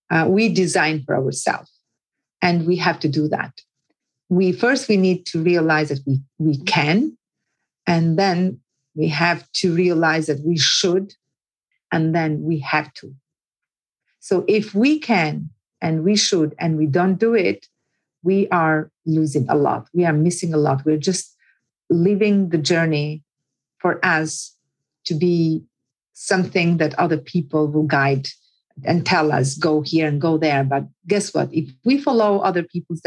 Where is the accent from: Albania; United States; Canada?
Albania; Puka, Shkodër County; born or raised there; accent: village; English is a second language; moved away as an adult; also born or lived in Tirana, Albania; now in London, United Kingdom